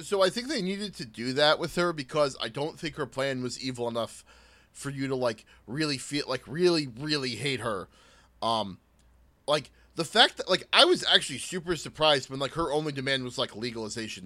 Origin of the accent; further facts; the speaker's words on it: United States; I, as an American, had, didn't grow up inside of the the you know the Midwest culture.